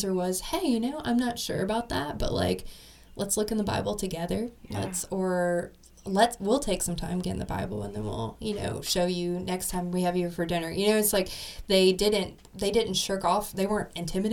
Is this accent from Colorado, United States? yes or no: no; Tennessee, United States; I grew up in Tennessee, so I knew who Jesus was